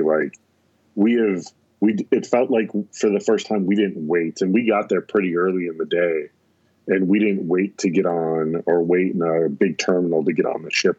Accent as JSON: {"language": "English", "region": "North Dakota", "country": "United States", "said": "we're from North Dakota, so our accents"}